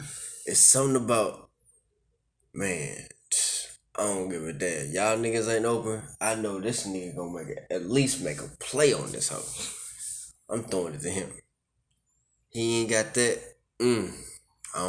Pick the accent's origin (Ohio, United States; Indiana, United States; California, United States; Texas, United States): Texas, United States; My team is the Texans, man. I'm a Texan boy.